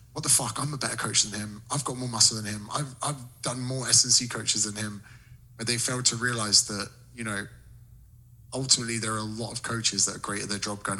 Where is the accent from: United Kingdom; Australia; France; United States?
United Kingdom; in Britain, we're struggling for good content